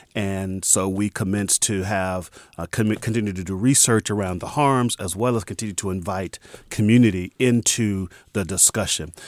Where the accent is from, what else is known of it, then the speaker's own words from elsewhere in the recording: San Francisco, California, United States; I'm a native of San Franciscan